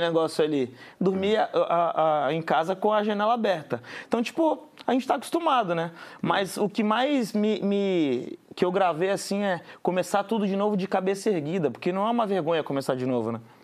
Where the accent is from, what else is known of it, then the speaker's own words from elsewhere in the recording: Guarujá, São Paulo, Brazil; Eu sou do Guarujá, que é uma cidade do litoral de São Paulo